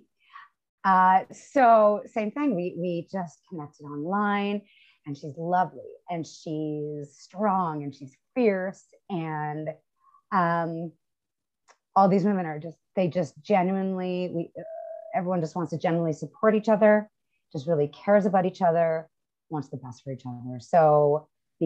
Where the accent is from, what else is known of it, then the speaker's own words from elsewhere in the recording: Canada; as a Canadian